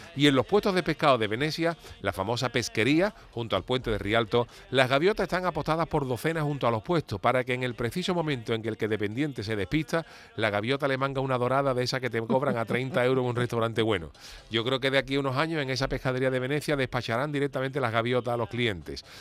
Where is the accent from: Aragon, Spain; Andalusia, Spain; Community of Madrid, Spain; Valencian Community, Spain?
Andalusia, Spain; Cádiz; now in Seville, Spain; para los que somos de Cádiz